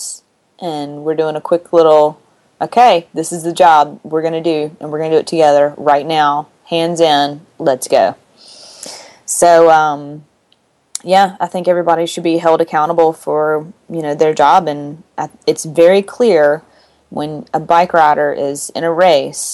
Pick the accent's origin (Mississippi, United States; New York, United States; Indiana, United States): Mississippi, United States; I'm from Mississippi